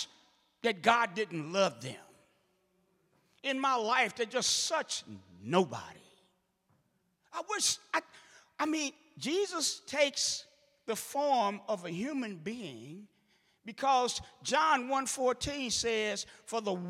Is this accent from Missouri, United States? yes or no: yes; St. Louis, Missouri, United States; I'm from St. Louis